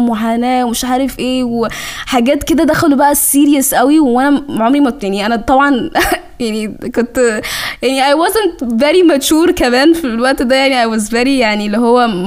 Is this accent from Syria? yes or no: no; Sudan; اقول لهم انا سودانيه